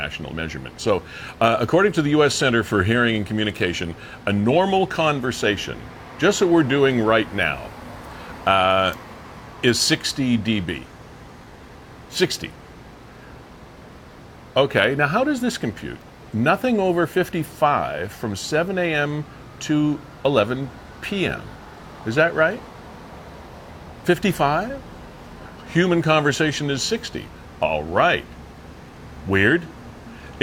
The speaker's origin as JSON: {"language": "English", "town": "Niagara Falls", "region": "Ontario", "country": "Canada", "tie": "born or raised there", "said": "I was born in Niagara Falls."}